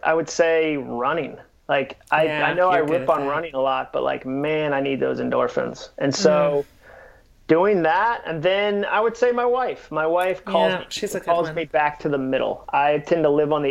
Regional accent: New England, United States; now in Nashville, United States; I grew up in New England and grew up doing it

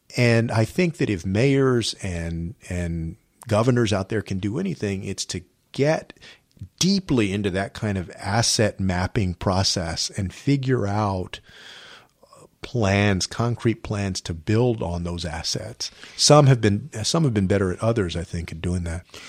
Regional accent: San Antonio, Texas, United States; I grew up in San Antonio

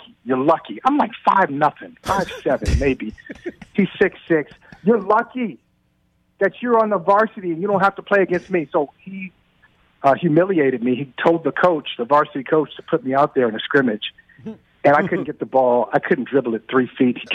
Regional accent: Akron, Ohio, United States; I grew up in Akron, Ohio

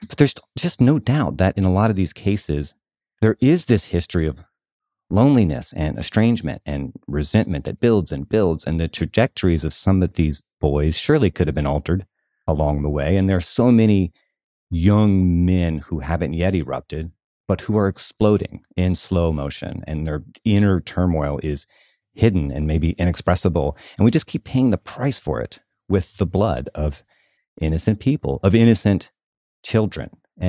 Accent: the South, United States; partly because of where I grew up in the South, how I grew up.

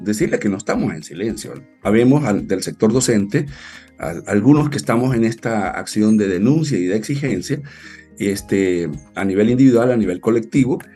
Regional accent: El Salvador; nuestro pueblo

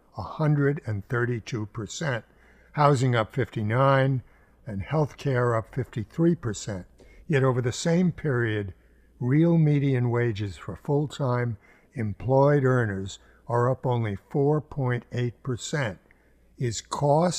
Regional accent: York, Pennsylvania, United States; my hometown, York, Pennsylvania

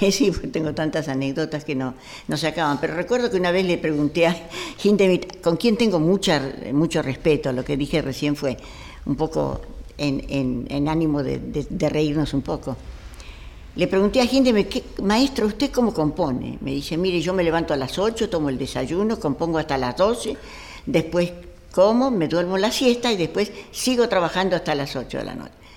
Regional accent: Argentina; yo soy argentina

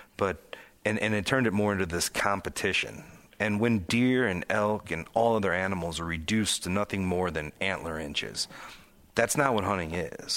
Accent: northwest Indiana, United States; I grew up near Chicago in northwest Indiana

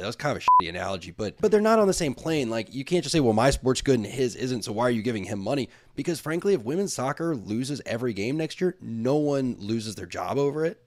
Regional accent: Tallahassee, Florida, United States; a kid from Tallahassee, Florida

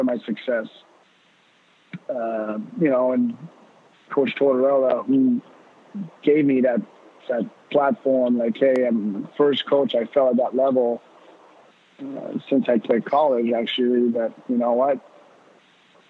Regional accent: Laval, Quebec, Canada; growing up, I grew up in Laval

